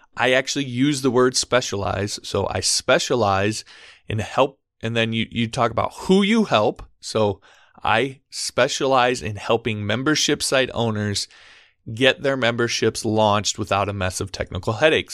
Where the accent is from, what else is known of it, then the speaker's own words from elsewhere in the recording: Omaha, Nebraska, United States; I'm from Omaha, Nebraska.